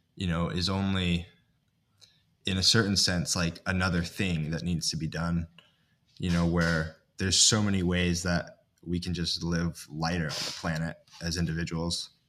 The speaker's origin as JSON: {"language": "English", "town": "Ithaca", "region": "New York", "country": "United States", "tie": "born or raised there", "said": "I grew up in Ithaca, New York, which is landlocked"}